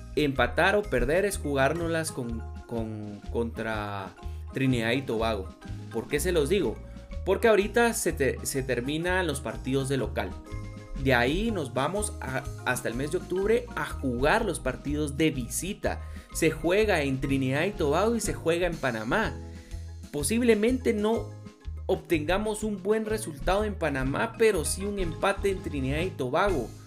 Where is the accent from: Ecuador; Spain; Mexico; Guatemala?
Guatemala